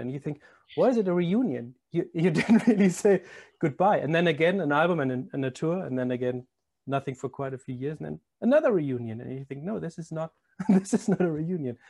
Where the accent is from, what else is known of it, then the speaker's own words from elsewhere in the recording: Germany; moved away; I'm not a born born Londoner too. I'm I'm from Germany